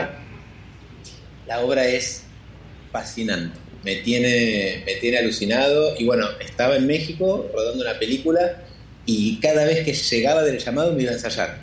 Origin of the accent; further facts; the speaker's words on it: Argentina; siendo argentino